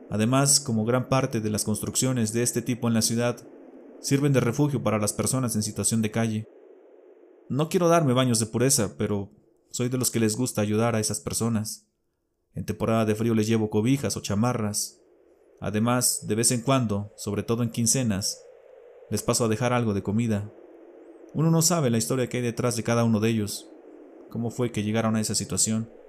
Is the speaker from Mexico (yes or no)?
yes; Mexico City, Mexico; Radico en una de las ciudades más pobladas y grandes del mundo. A mucho orgullo soy chilango.